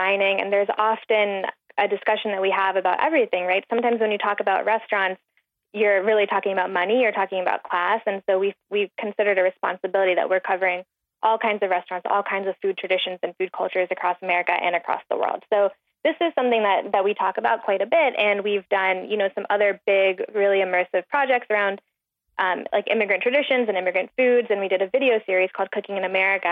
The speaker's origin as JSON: {"language": "English", "town": "Atlanta", "region": "Georgia", "country": "United States", "tie": "born or raised there", "said": "I grew up in Atlanta. I'm from the suburbs."}